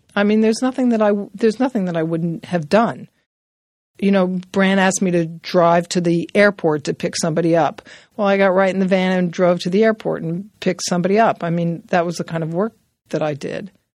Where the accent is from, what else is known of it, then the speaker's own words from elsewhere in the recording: New York City, New York, United States; I grew up in New York City, born and bred in Manhattan